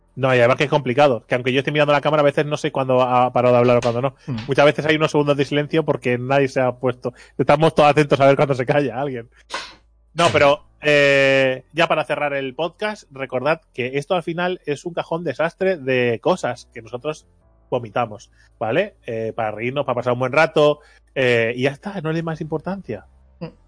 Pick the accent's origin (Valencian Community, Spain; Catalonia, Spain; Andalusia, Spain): Catalonia, Spain; yo soy catalán